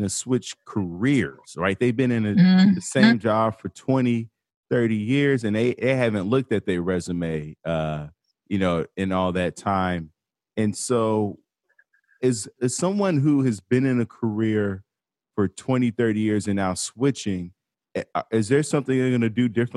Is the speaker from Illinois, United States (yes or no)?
yes; Chicago, Illinois, United States; I'm from Chicago